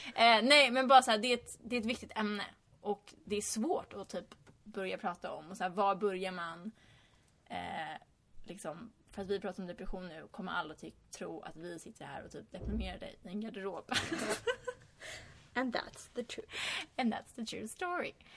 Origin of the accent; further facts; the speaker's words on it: Stockholm, Stockholm County, Sweden; moved away as an adult; now in California, United States; nu är jag hemma i Stockholm över sommaren